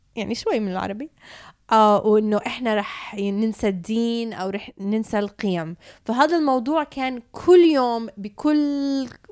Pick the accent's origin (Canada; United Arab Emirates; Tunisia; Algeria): Canada; تربيت بكندا